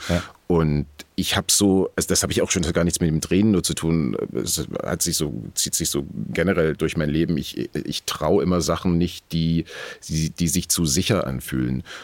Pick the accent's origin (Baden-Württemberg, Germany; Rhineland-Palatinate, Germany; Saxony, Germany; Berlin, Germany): Saxony, Germany; near Dresden; moved away; die 80er Jahre äh, hinter Dresden, wo ich aufgewachsen bin